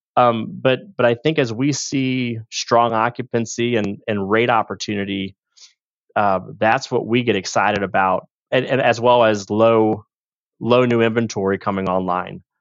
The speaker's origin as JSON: {"language": "English", "town": "St. Louis", "region": "Missouri", "country": "United States", "tie": "born or raised there", "also_born_or_lived": "Liberty, Missouri", "said": "born and raised in St. Louis"}